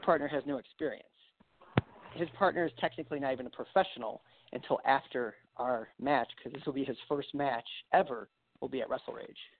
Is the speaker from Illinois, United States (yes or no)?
yes; Grayslake, Illinois, United States; also born or lived in Paulsboro, New Jersey; I came back uh, right here in Illinois, where my hometown is, uh, Grays Lake